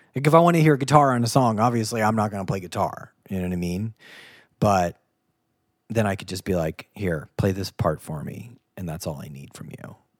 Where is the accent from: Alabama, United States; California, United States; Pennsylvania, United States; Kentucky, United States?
Kentucky, United States; Ohio /; also born or lived in Boston; I'm from Ohio slash Kentucky.